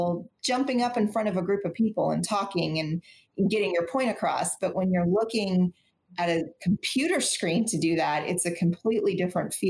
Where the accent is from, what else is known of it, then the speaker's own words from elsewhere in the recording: Austin, Texas, United States; I'm from Austin. I'm a native Austinite, born and raised here